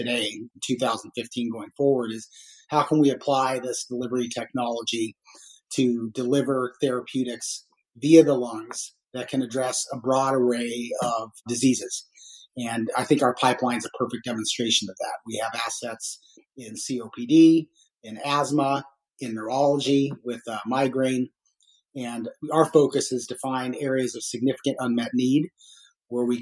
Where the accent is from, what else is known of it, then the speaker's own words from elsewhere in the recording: Albuquerque, New Mexico, United States; moved away as an adult; Little town called Albuquerque, New Mexico